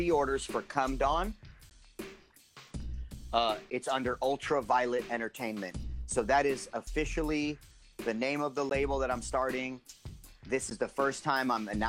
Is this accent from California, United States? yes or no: yes; San Jose, California, United States; born or raised there